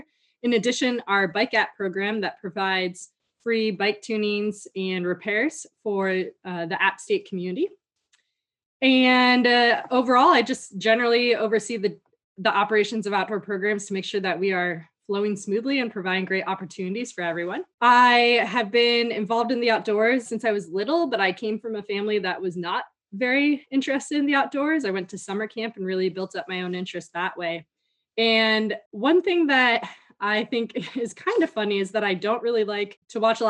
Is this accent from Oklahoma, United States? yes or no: no; Northern Illinois, United States; moved away as an adult; also born or lived in Iowa / Wyoming / New York; now in Boone, United States; grew up in Northern Illinois